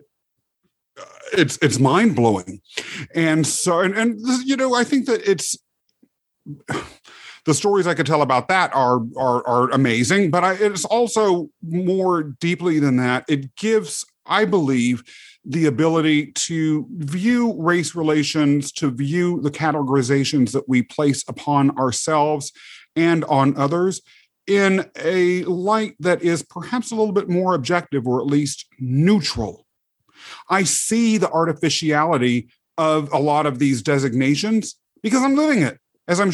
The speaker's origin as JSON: {"language": "English", "town": "Topeka", "region": "Kansas", "country": "United States", "tie": "born or raised there", "also_born_or_lived": "England", "said": "They raised me mostly in the outskirts of the capital city of Kansas, Topeka"}